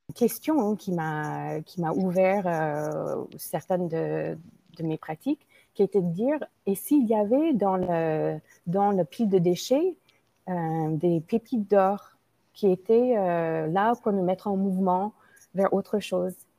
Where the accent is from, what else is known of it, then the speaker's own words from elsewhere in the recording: United States; French is a second language; moved away as an adult; now in France; je suis une Américaine d'origine indienne qui vit en France depuis 20 ans